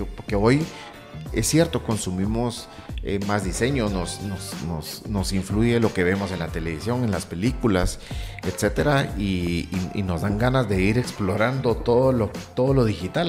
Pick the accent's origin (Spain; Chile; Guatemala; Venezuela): Guatemala; somos chapines todos